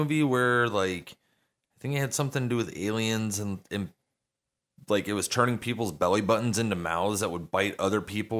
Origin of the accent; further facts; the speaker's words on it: United States; I'm American.